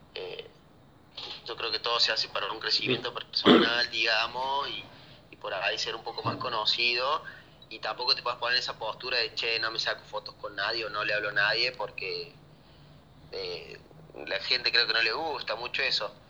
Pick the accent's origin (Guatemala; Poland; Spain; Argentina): Argentina; Córdoba; soy bastante, bastante cordobés